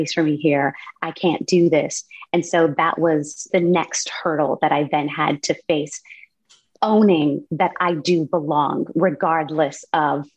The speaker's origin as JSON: {"language": "English", "region": "California", "country": "United States", "tie": "born or raised there", "said": "I grew up in California"}